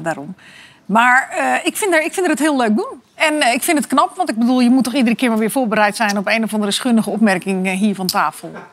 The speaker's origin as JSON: {"language": "Dutch", "country": "Netherlands", "said": "ik ben een geprivilegeerde witte Nederlander"}